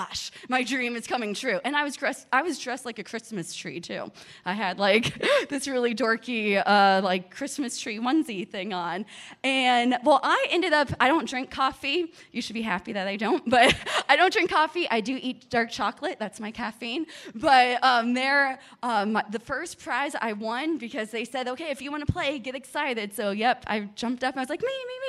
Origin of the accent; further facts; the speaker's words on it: Miami, Florida, United States; I'm from Miami, Florida